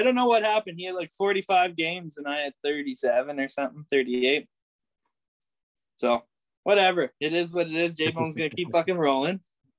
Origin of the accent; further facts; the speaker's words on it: Canada; I'm Canadian through and through